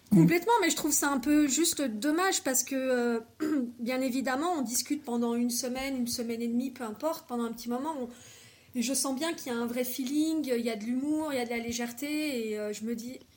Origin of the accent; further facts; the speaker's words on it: Bordeaux, Nouvelle-Aquitaine, France; moved away; à la base, je suis de Bordeaux